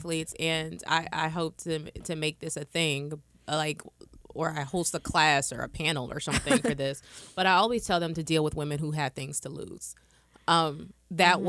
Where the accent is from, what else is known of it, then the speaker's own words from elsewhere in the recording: Austin, Texas, United States; I'm from Austin, Texas.